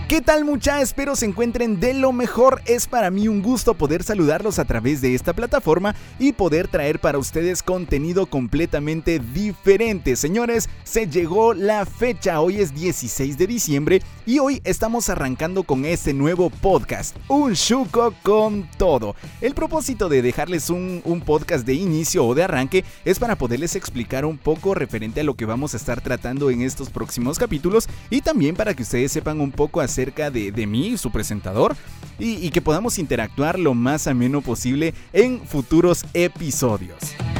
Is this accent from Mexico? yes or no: no; Guatemala; Soy guatemalteco, chapín de corazón